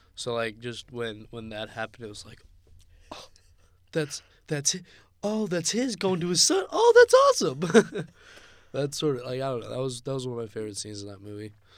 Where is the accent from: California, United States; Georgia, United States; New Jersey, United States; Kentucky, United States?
California, United States; Gilroy; Gilroy, California. So right outside of San Jose